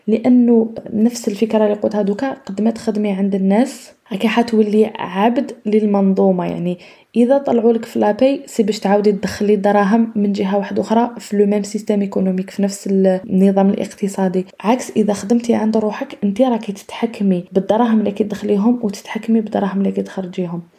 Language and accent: Arabic; Algeria; عندنا حنايا في الجزائر